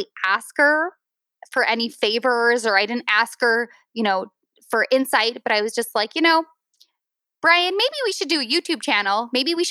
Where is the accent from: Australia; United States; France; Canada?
United States; Utah; moved away; I'm from Utah